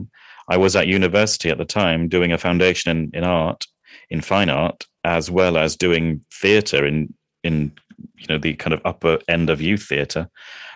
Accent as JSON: {"language": "English", "region": "Kuala Lumpur", "country": "Malaysia", "tie": "born or raised there", "moved": "yes", "lives_now": "England", "said": "I grew up in Malaysia, in Kuala Lumpur, in Malaysia."}